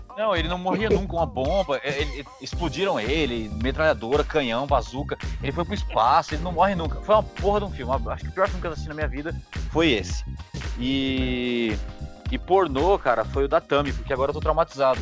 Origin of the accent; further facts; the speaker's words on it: Guarulhos, São Paulo, Brazil; eu sou de Guarulhos